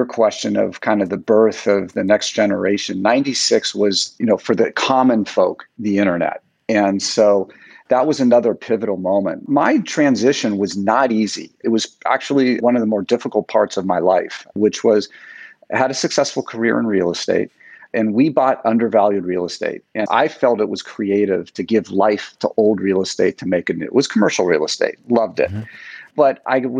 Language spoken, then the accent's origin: English; Menlo Park, California, United States; growing up in Menlo Park, the fathers that I knew worked at Hewlett Packard